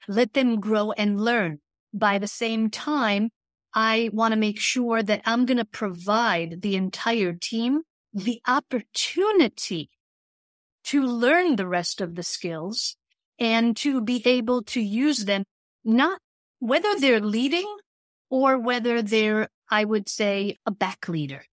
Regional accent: Israel; I grew up in Israel

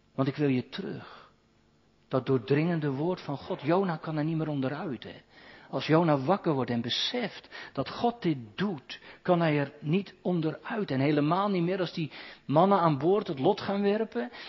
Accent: Katwijk, South Holland, Netherlands; moved away; Iemand uit mijn geboorteplaats, de ouderling daar

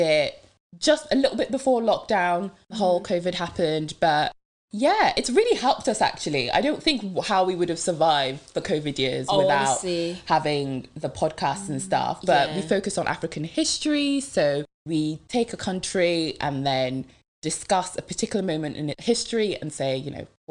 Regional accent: Devon, South West England, United Kingdom; born or raised there; English is a second language; also born or lived in Democratic Republic of the Congo

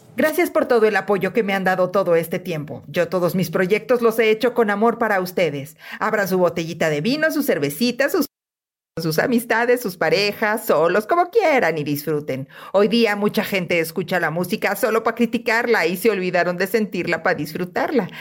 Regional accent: Puerto Rico; soy puertorriqueño. Aquí nací y aquí me muero

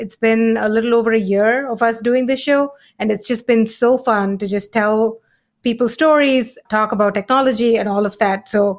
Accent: India; now in San Francisco, United States; We came from India about 15 years ago.

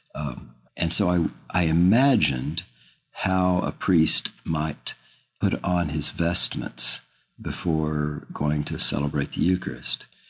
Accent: Austin, Texas, United States; I'm from Austin, Texas

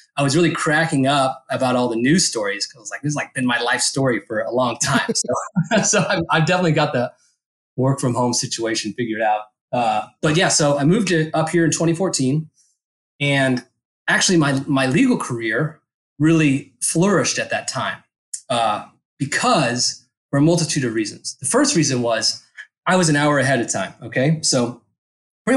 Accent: Dallas, Texas, United States; moved away as an adult; also born or lived in Fort Collins, Colorado / Lubbock, Texas / Amarillo, Texas; now in Stow, Massachusetts, United States; I grew up in North Dallas

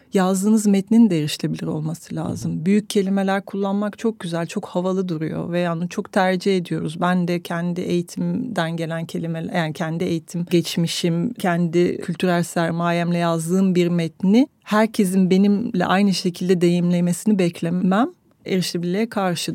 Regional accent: France; now in Turkey; Fransa'da doğdum, ötekiydim. Türkiye'ye geldim, burada öteki kaldım.

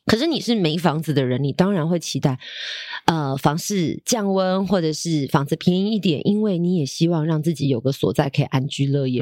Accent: Taipei, Taiwan; 我自己也是住在大安区。可是不是因为我 后来埋在大安区，而是我从小就在这个区域长大，嗯。所以我的，呃，购物需求也是从周边开始

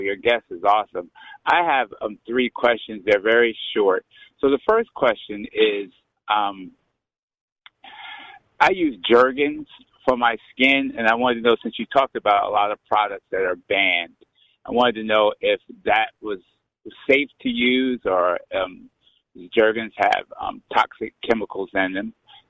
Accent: Baltimore, Maryland, United States; Baltimore, Maryland.

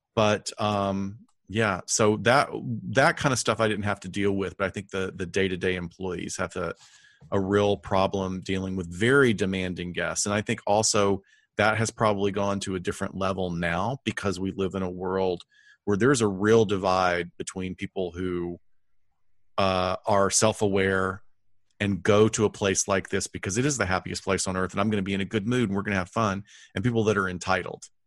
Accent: Huntsville, Alabama, United States; my hometown of Huntsville

